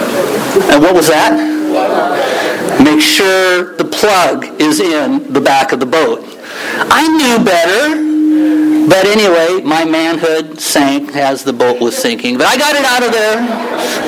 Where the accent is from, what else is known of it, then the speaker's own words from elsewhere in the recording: Nebraska, United States; moved away; also born or lived in Juneau, Alaska; I grew up in Nebraska